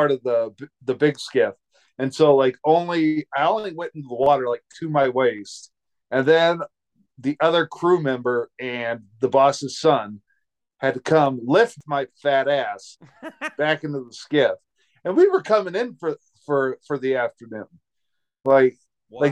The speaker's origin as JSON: {"language": "English", "region": "Montana", "country": "United States", "said": "I'm from Montana"}